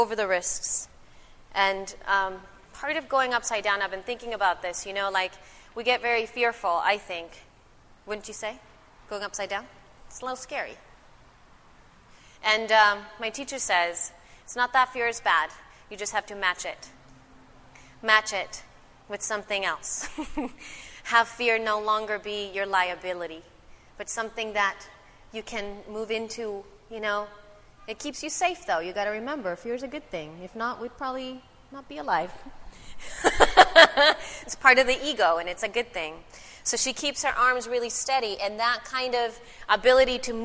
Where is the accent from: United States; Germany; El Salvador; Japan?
El Salvador; I'm from El Salvador